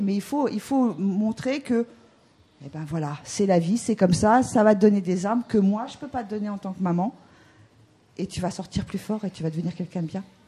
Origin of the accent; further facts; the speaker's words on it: Normandy, France; moved away as an adult; now in Brittany, France; on n'était pas de Bretagne, on est de Normandie.